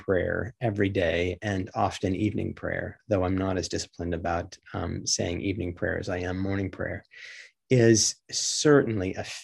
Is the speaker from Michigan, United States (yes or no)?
yes; Michigan, United States; my growing up in Michigan, not far from the shores of Lake Superior